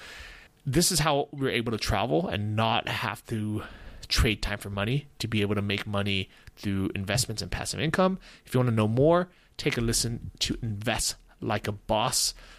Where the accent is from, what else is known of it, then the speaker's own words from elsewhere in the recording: United States; as an American